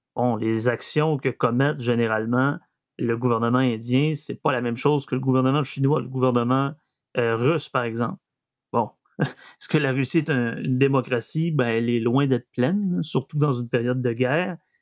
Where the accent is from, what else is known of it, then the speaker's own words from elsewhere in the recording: Saguenay, Quebec, Canada; accent: Saguenéen; mon accent saguenéen revient euh, au galop